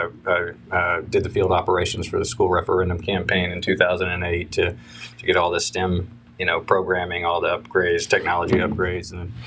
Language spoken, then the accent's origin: English; Madisonville, Kentucky, United States; also born or lived in Japan / South Carolina / Germany / Georgia; So I was born in Japan. I lived in South Carolina. I lived in Germany, lived in Georgia, lived in Kentucky. My father retired after about 25 years in the Army, and we ended up in Madisonville, Kentucky, of all places. So graduated high school there